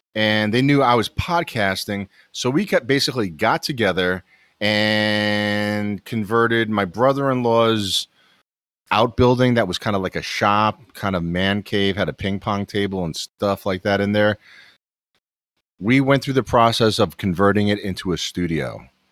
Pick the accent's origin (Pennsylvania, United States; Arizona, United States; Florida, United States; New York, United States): New York, United States; New York City; moved away as an adult; also born or lived in eastern North Carolina; now in North Carolina, United States; I'm born and raised in New York City